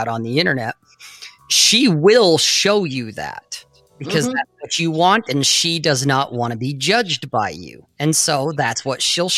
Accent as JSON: {"language": "English", "town": "Salt Lake City", "region": "Utah", "country": "United States", "tie": "born or raised there", "said": "where I grew up in Salt Lake, where this is an LDS or Latter-day Saint or a Mormon culture."}